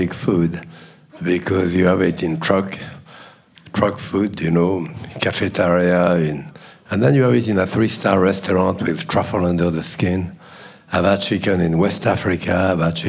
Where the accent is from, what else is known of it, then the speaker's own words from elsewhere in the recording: Bourg-en-Bresse, Auvergne-Rhône-Alpes, France; I was born in France in a town called Bourg-en-Bresse.